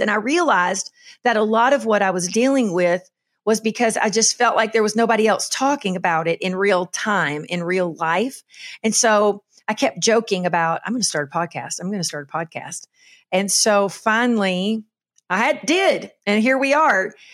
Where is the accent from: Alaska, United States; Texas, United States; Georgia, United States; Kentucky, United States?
Kentucky, United States; moved away as an adult; also born or lived in Charleston, South Carolina; now in Western North Carolina, United States; I was born and raised in Kentucky on a farm